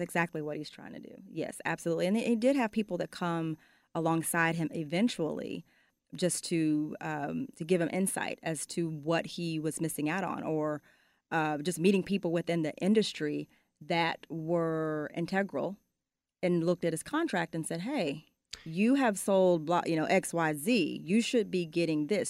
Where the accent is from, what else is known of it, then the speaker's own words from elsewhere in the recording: Arlington, Texas, United States; also born or lived in Fort Worth, Texas; I was born and raised there, and moved to Arlington by the fourth grade